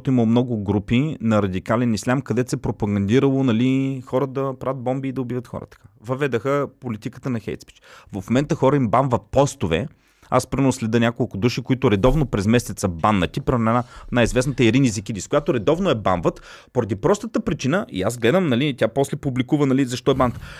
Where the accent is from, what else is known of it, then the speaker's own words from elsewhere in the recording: Plovdiv, Plovdiv Province, Bulgaria; аз съм от Плодив, ти си от Стара Загора